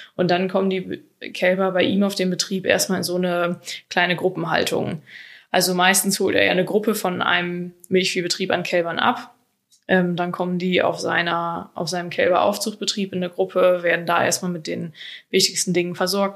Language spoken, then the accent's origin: German; Germany; bei uns in Deutschland